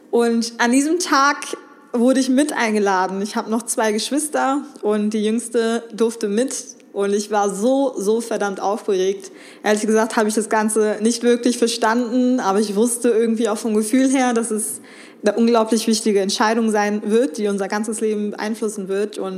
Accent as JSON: {"language": "German", "town": "Remscheid", "region": "North Rhine-Westphalia", "country": "Germany", "tie": "born there", "said": "ich bin hier in Deutschland geboren, in Remscheid."}